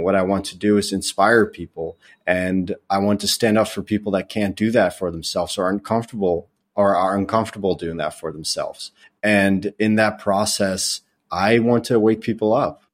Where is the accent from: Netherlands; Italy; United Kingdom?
Netherlands; moved away as an adult; now in United States; I grew up in the Netherlands. Um, I lived there for twenty years before I moved to the United States when I was twenty years old by enlisting in the Air Force.